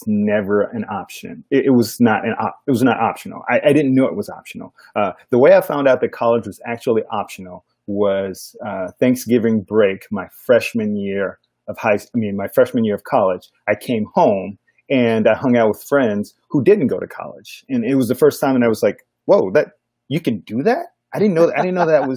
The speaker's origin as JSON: {"language": "English", "town": "Gary", "region": "Indiana", "country": "United States", "tie": "born or raised there", "also_born_or_lived": "Bloomington, Indiana", "moved": "as an adult", "lives_now": "Orlando, United States", "said": "I grew up in Gary, Indiana"}